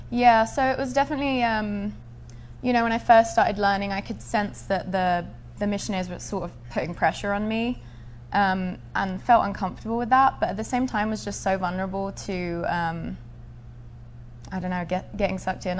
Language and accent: English; Essex, East of England, United Kingdom; I was born in Essex in England. It's a suburb of the London area